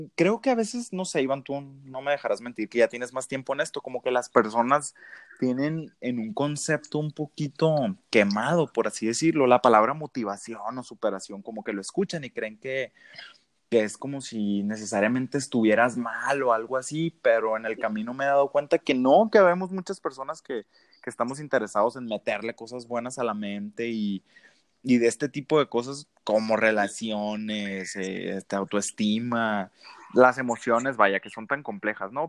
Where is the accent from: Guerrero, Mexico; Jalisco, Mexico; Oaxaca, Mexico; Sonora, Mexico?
Sonora, Mexico; Ciudad Obregón; accent: norteño; also born or lived in Hermosillo; yo soy originario de Sonora, eh, de Obregón, para ser más exacto, Ciudad de Obregón